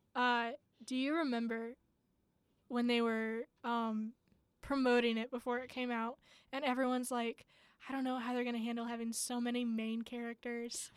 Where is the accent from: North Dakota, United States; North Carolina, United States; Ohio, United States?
Ohio, United States; I'm from Ohio